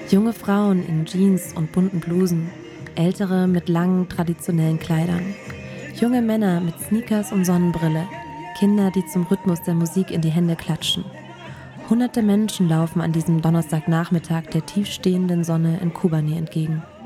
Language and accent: German; Germany; bei uns in Deutschland